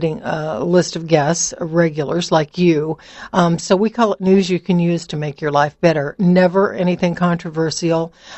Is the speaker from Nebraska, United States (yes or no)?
yes; Lincoln, Nebraska, United States; also born or lived in Kearney, Nebraska; I moved back to my hometown of Lincoln for a semester